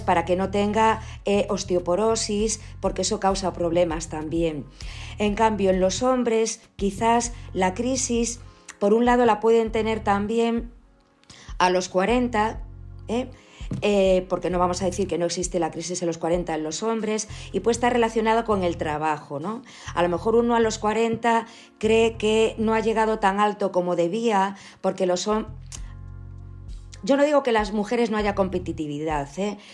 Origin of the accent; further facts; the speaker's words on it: Ourense, Galicia, Spain; also born or lived in Pontevedra province; yo soy gallega que eso no, lo dije, me parece antes, perdonad. Yo nací en Ourense